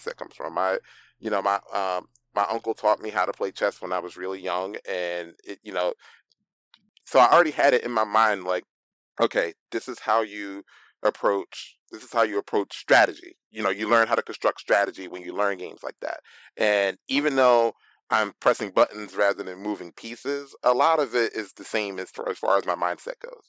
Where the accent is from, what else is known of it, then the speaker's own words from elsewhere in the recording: Philadelphia, Pennsylvania, United States; growing up in Philly